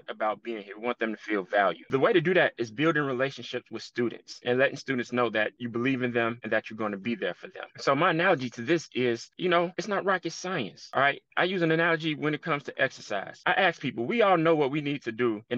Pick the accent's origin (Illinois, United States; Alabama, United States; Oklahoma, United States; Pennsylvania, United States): Illinois, United States; Chicago; I'm from Chicago, been a Chicago Bulls fan my entire life